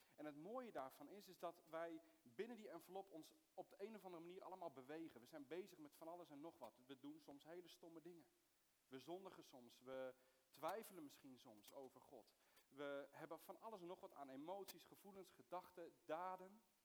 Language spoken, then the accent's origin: Dutch; Soest, Utrecht, Netherlands; also born or lived in Middle East; ik ben geboren in het Midden-Oosten, maar ik ben opgegroeid in, in Soest